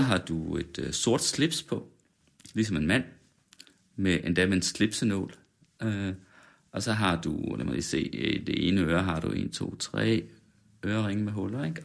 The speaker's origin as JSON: {"language": "Danish", "area": "West Jutland", "region": "Central Denmark Region", "country": "Denmark", "said": "men jeg er også fra Vestjylland"}